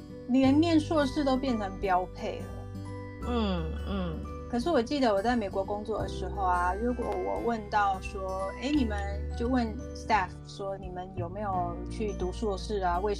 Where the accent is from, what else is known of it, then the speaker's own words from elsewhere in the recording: South Africa; moved away; also born or lived in United States; 我在南非也是这样长大的